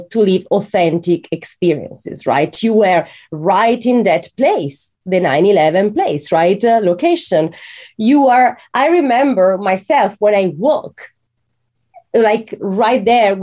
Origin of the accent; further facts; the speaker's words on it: Italy; I'm from Italy and I'm used to Catholic cemeteries that are very serious